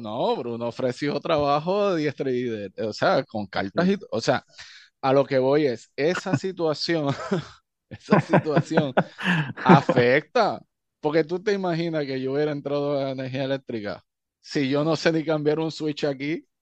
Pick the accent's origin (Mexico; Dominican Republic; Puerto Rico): Puerto Rico; Utuado; born or raised there; moved away as an adult; also born or lived in Stamford, Connecticut / Río Piedras